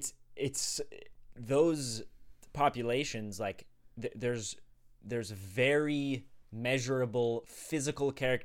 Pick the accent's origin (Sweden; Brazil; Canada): Sweden; I was born in Sweden.